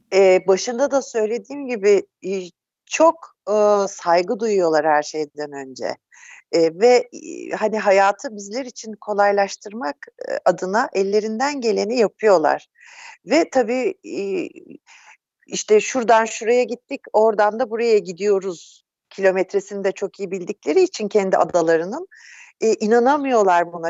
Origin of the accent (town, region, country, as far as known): Turkey; also born or lived in Netherlands / Izmir